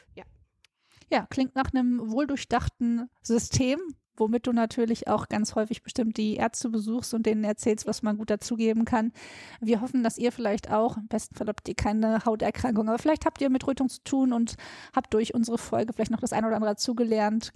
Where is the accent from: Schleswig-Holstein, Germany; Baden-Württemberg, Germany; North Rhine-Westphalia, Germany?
North Rhine-Westphalia, Germany; Ruhr area; ich komme ja aus dem Ruhrpott